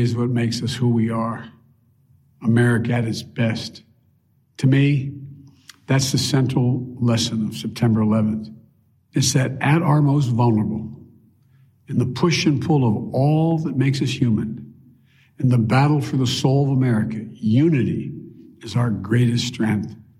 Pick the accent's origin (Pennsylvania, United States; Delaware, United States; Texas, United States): Delaware, United States; my friend Davis, who I grew up with in Delaware